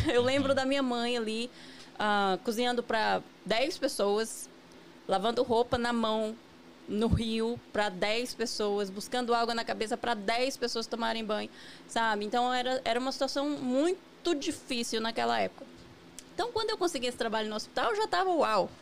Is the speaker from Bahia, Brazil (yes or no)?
yes; near Vitória da Conquista, interior of Bahia, Brazil; moved away as an adult; also born or lived in São Paulo / Virginia; now in United States; Eu sou baiana do interior da Bahia, né? É uma cidade que fica a 60 quilômetros de Vitória da Conquista